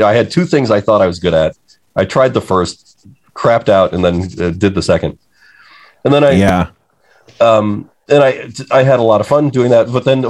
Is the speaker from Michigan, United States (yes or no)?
yes; Detroit, Michigan, United States; I grew up in the suburbs of Detroit. I used to just say I'm from Detroit, and then I came to understand that there's a real, the suburbs of Detroit are different from